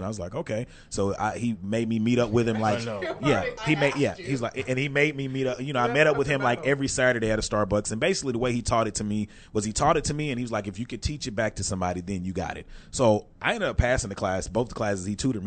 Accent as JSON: {"language": "English", "town": "Texarkana", "country": "United States", "also_born_or_lived": "Atlanta", "moved": "as an adult", "said": "I was fresh from Texarkana"}